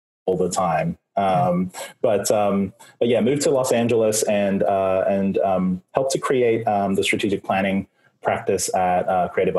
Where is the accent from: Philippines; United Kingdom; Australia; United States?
Australia; accent: Australian; also born or lived in New Zealand; the accent is from Australia. I was born in New Zealand, but my parents, we moved there when I was young